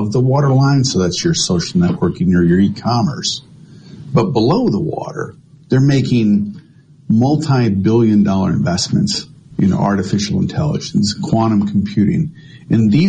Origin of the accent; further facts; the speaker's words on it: Michigan, United States; moved away; I'm originally from Michigan